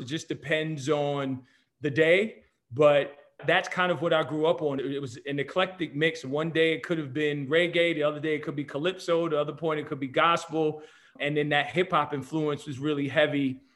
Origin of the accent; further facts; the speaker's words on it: New Jersey, United States; moved away as an adult; now in San Diego, United States; born and raised in New Jersey